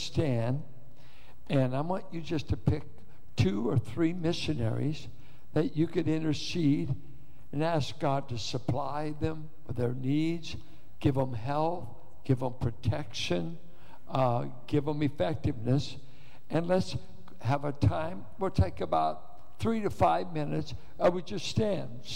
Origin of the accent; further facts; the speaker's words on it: Richmond, United States; being a Richmond boy